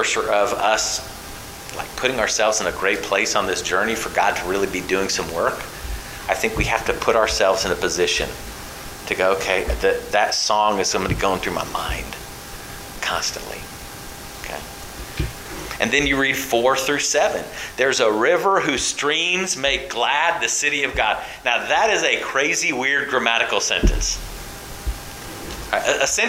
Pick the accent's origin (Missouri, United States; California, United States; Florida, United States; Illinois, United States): California, United States; moved away; growing up in California